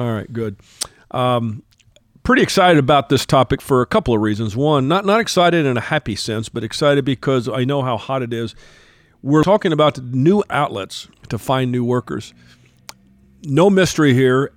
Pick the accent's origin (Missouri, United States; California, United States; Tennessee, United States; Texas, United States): Texas, United States; my home state of Texas